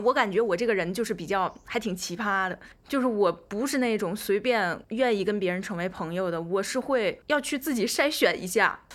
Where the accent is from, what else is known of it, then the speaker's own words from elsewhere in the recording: Tianjin, China; moved away as an adult; also born or lived in Wuhan / United Kingdom; 我自己呢，是天津人，在武汉上的大学